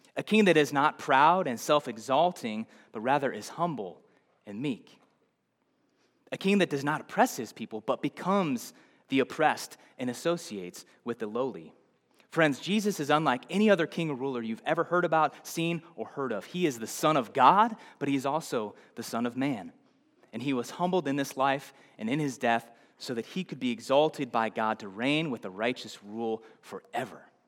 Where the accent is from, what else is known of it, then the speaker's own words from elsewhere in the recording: Nebraska, United States; I'm from somewhere else. I'm from Nebraska